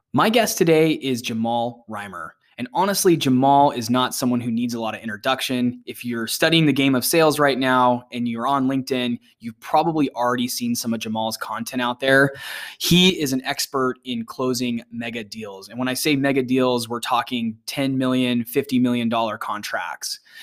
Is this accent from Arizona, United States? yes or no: yes; Arizona, United States; also born or lived in Texas; we're both from the States, the, you know, specifically both from Arizona